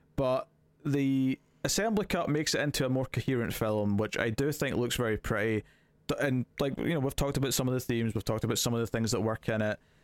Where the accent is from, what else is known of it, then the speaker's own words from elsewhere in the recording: Scotland, United Kingdom; As a Scottish person